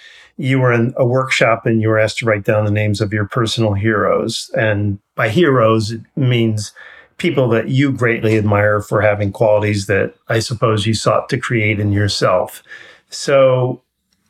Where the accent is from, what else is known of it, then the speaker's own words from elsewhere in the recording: New York, United States; I grew up in New York